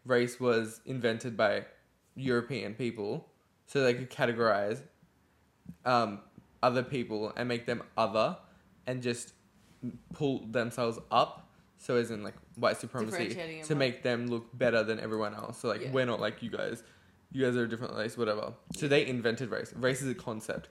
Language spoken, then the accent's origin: English; Australia; also born or lived in India; We didn't grow up in India. Exactly. We grew up in Australia